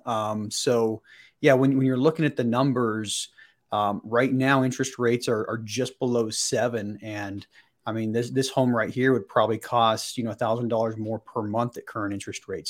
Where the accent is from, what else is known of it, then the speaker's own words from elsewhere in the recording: Salt Lake City, Utah, United States; born and raised in, in the Salt Lake City area